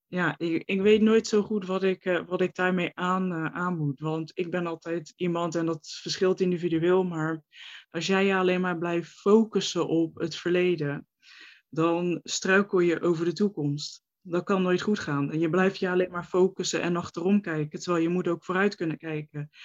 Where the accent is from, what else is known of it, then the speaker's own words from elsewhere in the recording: Rotterdam, South Holland, Netherlands; ik ben 28, ik kom uit Rotterdam. En daar mhm. woon ik ook eh, nu nog steeds.